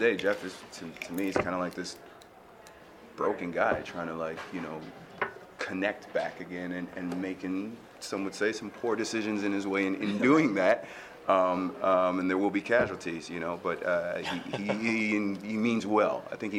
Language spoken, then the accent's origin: English; Nigeria; now in United States; You know, I'm a Nigerian immigrant, came from humble beginnings and hardworking family, and half my siblings are doctors